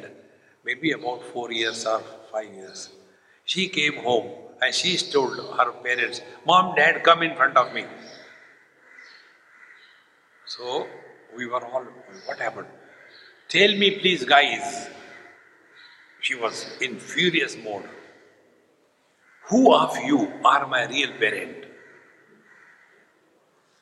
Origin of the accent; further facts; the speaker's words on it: India; I am Indian